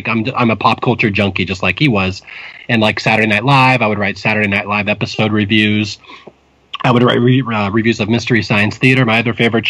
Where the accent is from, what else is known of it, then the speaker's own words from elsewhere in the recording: Seattle, Washington, United States; moved away as an adult; also born or lived in Spokane, Washington / Bellevue, Washington; now in California, United States; I grew up in Seattle, Washington. Seattle and then Spokane and Bellevue. I'm a native Northwesterner